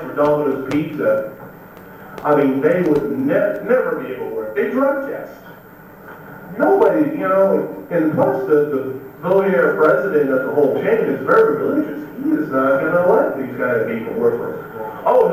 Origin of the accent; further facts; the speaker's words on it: Alabama, United States; I'm from Alabama.